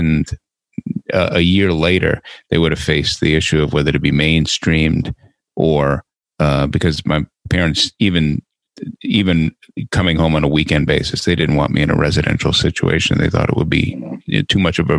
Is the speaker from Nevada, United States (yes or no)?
no; New York City, New York, United States; moved away as an adult; also born or lived in Arlington, Virginia; I was born in New York City in September of 1954